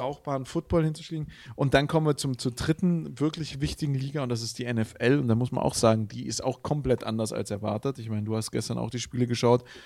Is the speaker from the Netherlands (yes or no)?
no; Villingen-Schwenningen, Baden-Württemberg, Germany; accent: Swabian; moved away; ich komme ja aus Villingen, Schwenningen und Villingen ist Baden und Schwenningen ist Schwaben. Und ich bin tatsächlich auch noch in Schwenningen geboren